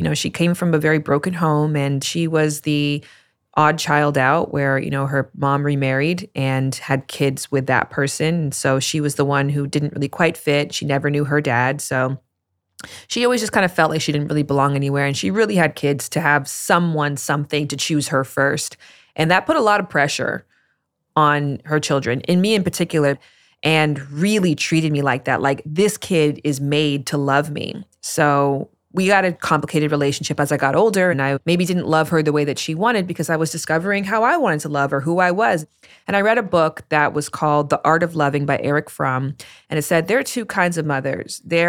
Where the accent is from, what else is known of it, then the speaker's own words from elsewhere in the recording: Toronto, Ontario, Canada; moved away as an adult; now in Los Angeles, United States; I came to LA from Toronto in 2014.